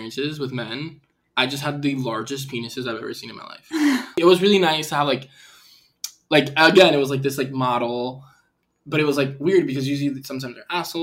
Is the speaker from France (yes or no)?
no; Puerto Rico; also born or lived in Chicago; now in Los Angeles, United States; I grew up in Puerto Rico